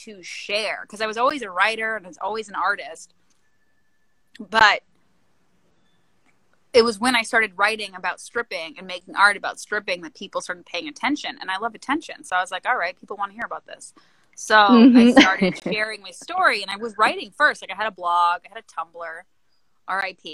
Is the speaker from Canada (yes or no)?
yes; Canada; moved away; I'm Canadian